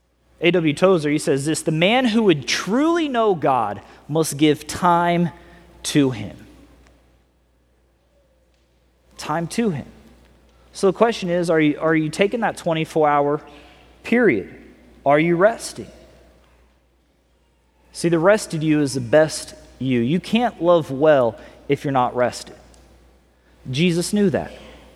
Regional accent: California, United States; also born or lived in Missouri; now I'm from California

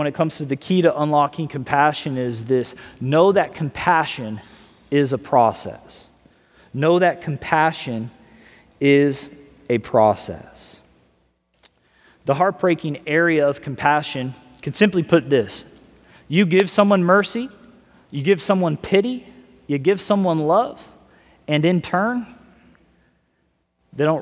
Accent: Missouri, United States; also born or lived in California; now in Florida, United States; I'm originally from Missouri

